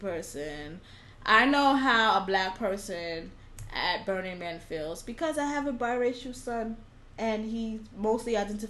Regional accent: Bronx, New York, United States; I am a fucking city girl. I'm from the Bronx.

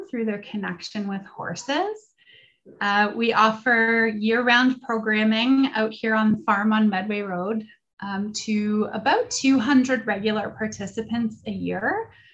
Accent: London, Ontario, Canada; I was born and raised in London myself

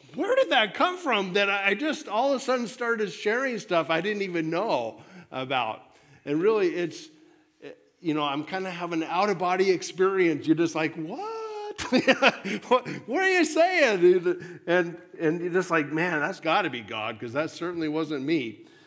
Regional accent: United States

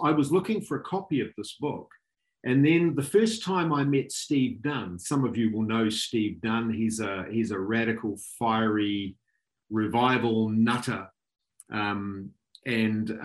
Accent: Auckland, New Zealand; moved away as an adult; now in Tauranga, New Zealand; I grew up in Auckland, so I'm very fond of Auckland.

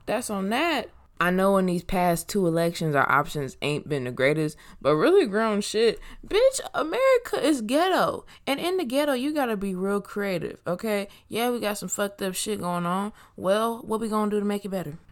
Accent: Inglewood, California, United States; also born or lived in Washington and Longwood, Los Angeles / Moreno Valley, California / Bay Area, California; I grew up on Washington and Longwood. Then I moved to Merino Valley. Then I've been in Inglewood since I was eleven.

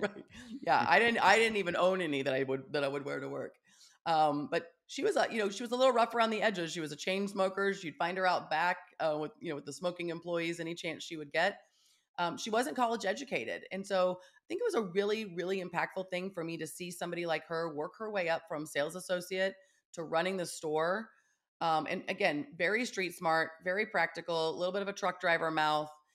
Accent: Kansas, United States; also born or lived in Russell, Kansas / Topeka, Kansas; I grew up in Kansas

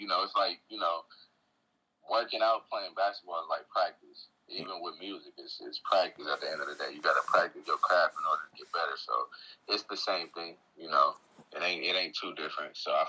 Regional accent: New Orleans, Louisiana, United States; when I came from New Orleans and I, you know, came, you know, I was living in Englewood at that time.

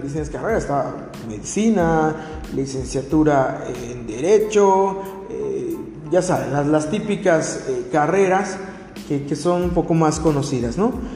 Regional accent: Mexico; como buen mexicano

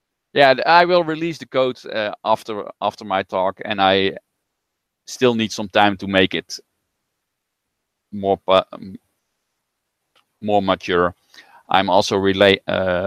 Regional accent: Netherlands; accent: Dutch; I'm from the Netherlands

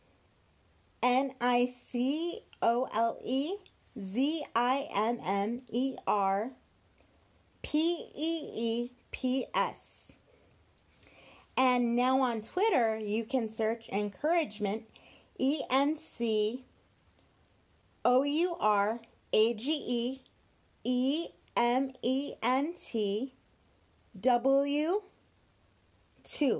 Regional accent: Glendale, California, United States; I was born in Glendale, California, but immediately transferred to Children's Hospital, Los Angeles, where I would spend the first 3 months of my life.

